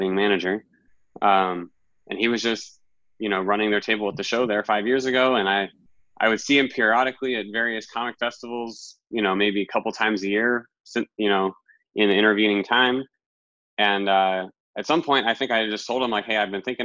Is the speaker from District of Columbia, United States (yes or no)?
yes; Washington, District of Columbia, United States; moved away as an adult; now in New York, United States; D.C., it's my hometown